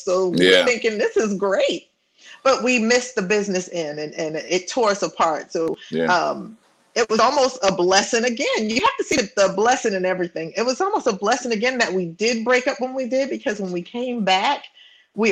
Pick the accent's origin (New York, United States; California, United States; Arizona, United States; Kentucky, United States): New York, United States; New York City; we of course all grew up in New York, Brooklyn and the Bronx. I'm from Brooklyn